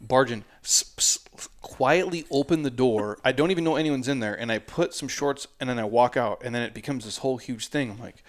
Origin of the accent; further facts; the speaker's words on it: Midwest, United States; I'm from the Midwest, but dude.